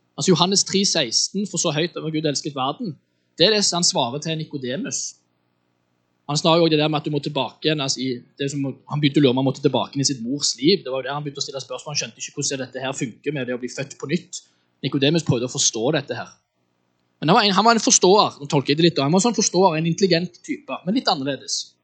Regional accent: Western Norway, Norway; Jeg er oppvokst eh, på Vestlandet

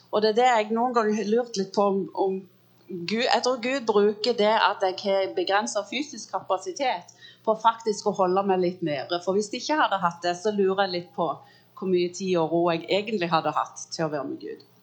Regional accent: United States; born there; jeg er født i USA så der er fornavnet. Jeg er født av norske foreldre, så der er etternavnet.

